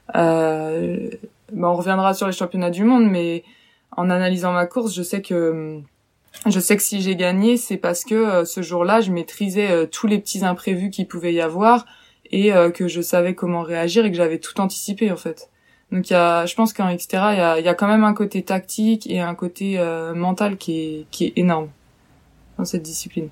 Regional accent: western France, France; now in Angers, France; je suis originaire plutôt de l'ouest de la France

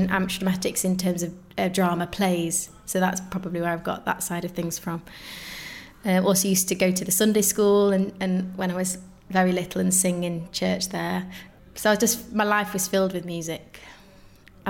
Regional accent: Macclesfield, North West England, United Kingdom; So I grew up in Macclesfield in Cheshire, so northwest

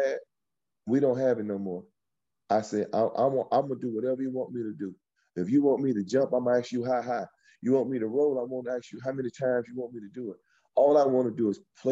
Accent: West Palm Beach, Florida, United States; moved away as an adult; also born or lived in Midwest / New York; I was a guy from West Palm Beach, Florida

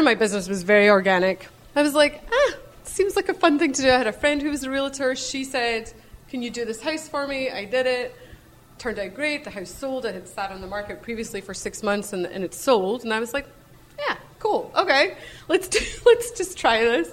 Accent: Scotland, United Kingdom; moved away; I grew up in Scotland. You can probably hear my accent.

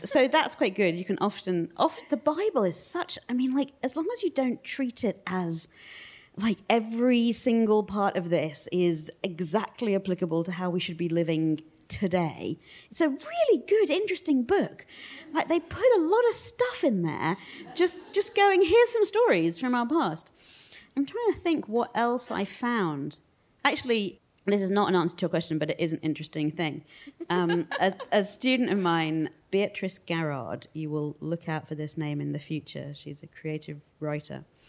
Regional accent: United Kingdom; we're British

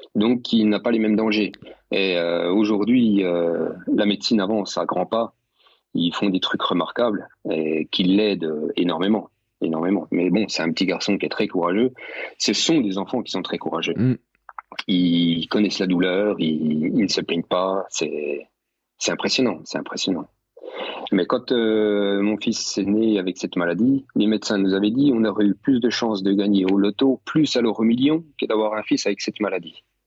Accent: Bourgogne-Franche-Comté, France; Je suis de Franche-Comté, je suis juste à côté de Morteau

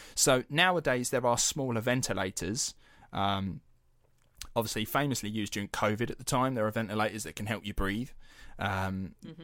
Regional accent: United Kingdom; we're British taxpayers

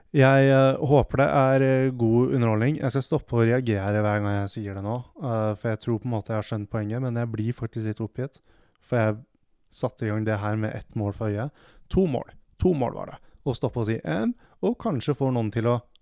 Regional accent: Hamar, Innlandet, Norway; jeg er fra Hamar

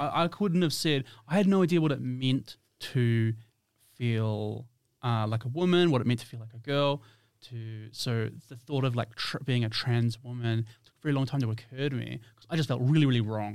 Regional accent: New Zealand; moved away as an adult; now in Perth, Australia; I'm from New Zealand.

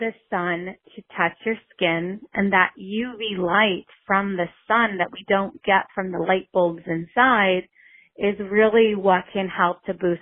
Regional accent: New York City, New York, United States; growing up in New York City

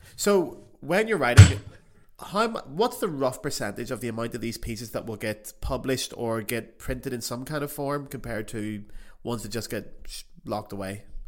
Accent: Belfast, Northern Ireland, United Kingdom; moved away as an adult; also born or lived in Paris; I was home in Belfast two weeks ago

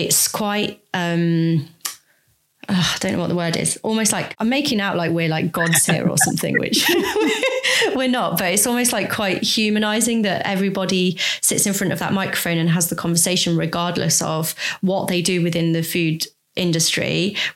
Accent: Leicester, East Midlands, United Kingdom; moved away as an adult; now in Bristol, United Kingdom; I'm from Leicester

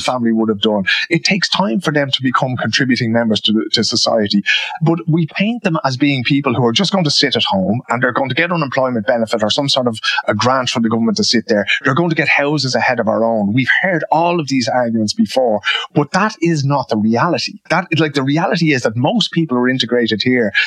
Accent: Dublin, Leinster, Ireland; moved away as an adult; now in Sweden; when we grew up in Dublin

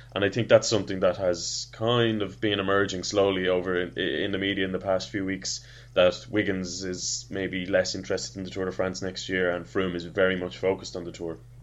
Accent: Ireland; as an Irishman

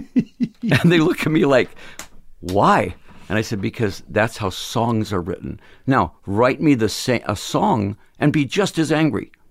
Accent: Phoenix, Arizona, United States; We're from Phoenix

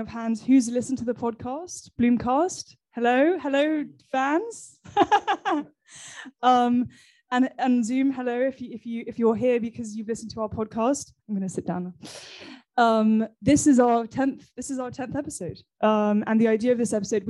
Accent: England, United Kingdom; now in Paris, France; I, as you can probably tell, am English

